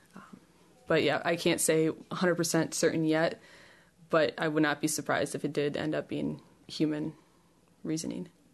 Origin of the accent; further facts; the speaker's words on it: Chicago, Illinois, United States; moved away as an adult; now in Ames, United States; I'm from Chicago, uh, Chicago region. I came out to Iowa few years ago for my undergrad